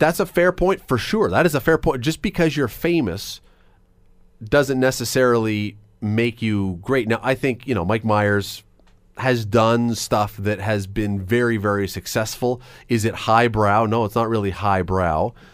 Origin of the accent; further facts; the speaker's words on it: Toronto, Ontario, Canada; moved away as an adult; now in Hamilton, Canada; I grew up in Toronto until I was about nineteen years old